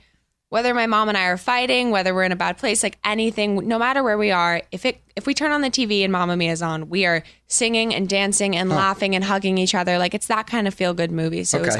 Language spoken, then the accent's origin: English; Long Island, New York, United States; I was born and raised in, born in the city, raised in Long Island.